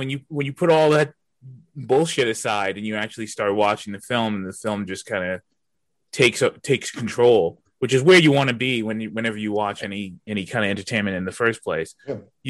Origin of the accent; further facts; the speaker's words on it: New York, United States; I'm from New York.